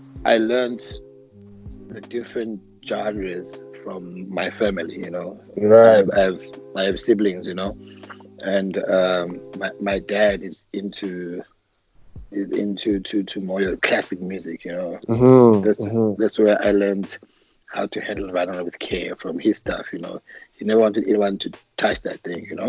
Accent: Mpumalanga, South Africa; moved away as an adult; also born or lived in Pretoria; So I grew up in Grill, a small mining town in Grill, called Grill in Mpumalanga. That's where my whole childhood was

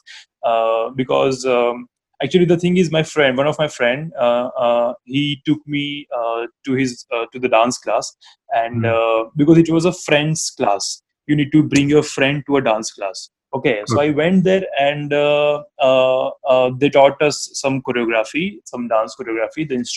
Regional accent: Ahmedabad, Gujarat, India; from Ahmedabad

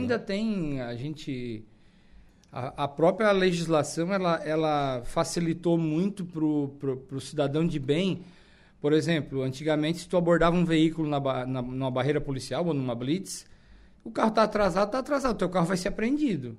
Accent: Araranguá, Santa Catarina, Brazil; eu nasci e me criei em Araranguá

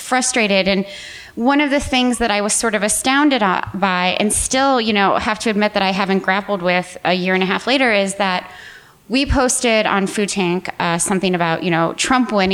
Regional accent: Midwest, United States; moved away; as a Midwesterner, you know, as a former Midwesterner, always Midwesterner

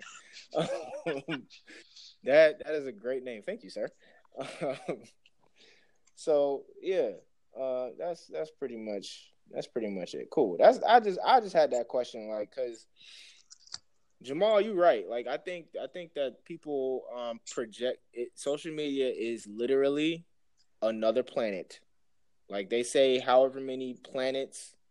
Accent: Jamaica; you definitely know off rip I'm from Jamaica

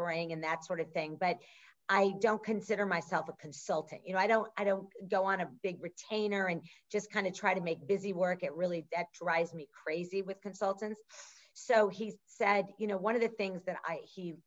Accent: Midwest, United States; we grew up in the Midwest

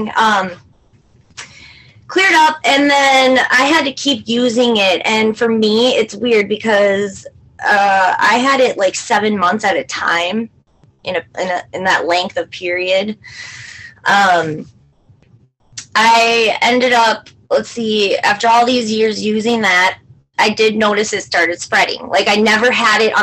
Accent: St. Cloud, Minnesota, United States; I am from St. Cloud, Minnesota. I've lived here all of my life.

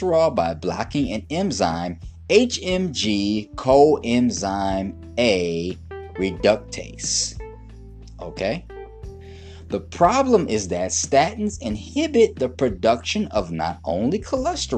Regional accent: Detroit, Michigan, United States; moved away; also born or lived in Brooklyn, New York; I'm originally from Detroit City. Detroit made, Brooklyn made.

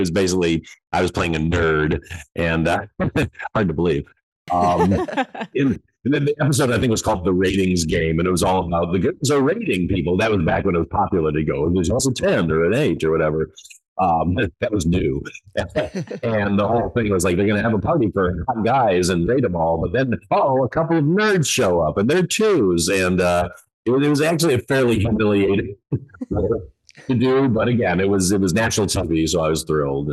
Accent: Detroit, Michigan, United States; I'm from Michigan, you know, and I grew up in Detroit.

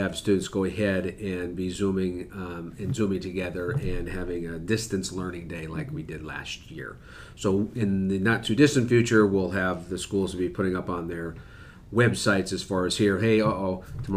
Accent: Buffalo, New York, United States; growing up in Buffalo, New York

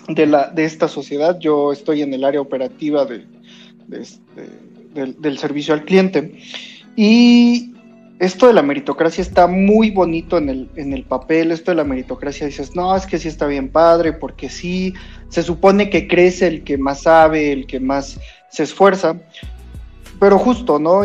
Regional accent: Mexico; Yo tuve la suerte de, de nacer en México, buena o mala, soy latinoamericano

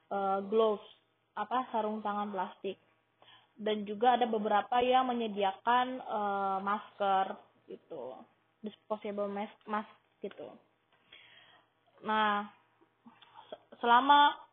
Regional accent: Riyadh, Riyadh Province, Saudi Arabia; now in Jeddah, Saudi Arabia; Gue dari lahir tinggal di Riyadh, Saudi Arabia. Tapi hmm, 5 tahun terakhir gue tinggal di Jeddah karena gue mengajar di sekolah Indonesia Jeddah

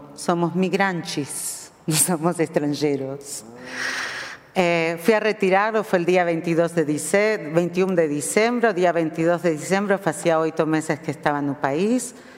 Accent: Argentina; accent: Argentine; moved away as an adult; also born or lived in Jerusalem, Israel; now in São Paulo, Brazil; mi sotaque hace vocês pensar en mí como argentina

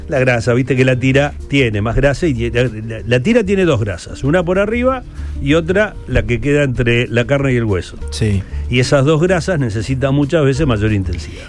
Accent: Argentina; Nosotros que nos pegamos mucho los argentinos

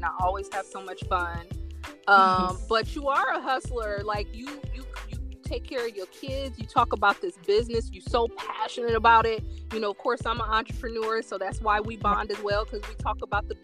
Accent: Indiana, United States; I'm from Indiana, the northern state

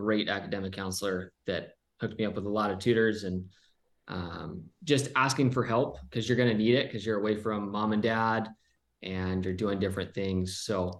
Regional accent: Southern California, United States; also born or lived in Pennsylvania; I was from Southern California.

